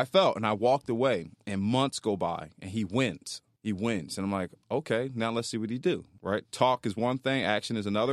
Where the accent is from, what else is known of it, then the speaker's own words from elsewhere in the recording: Philadelphia, Pennsylvania, United States; moved away as an adult; now in Florida, United States; I grew up in North Philly